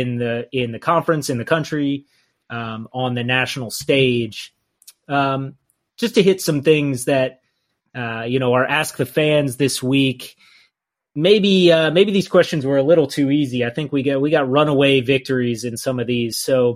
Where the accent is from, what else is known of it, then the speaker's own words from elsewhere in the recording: Tennessee, United States; moved away as an adult; also born or lived in Texas; I'm from Tennessee.